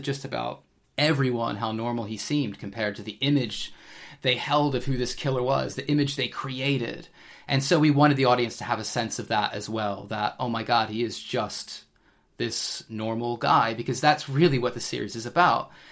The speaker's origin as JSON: {"language": "English", "country": "United States", "also_born_or_lived": "England", "moved": "yes", "lives_now": "United Kingdom", "said": "being an American myself"}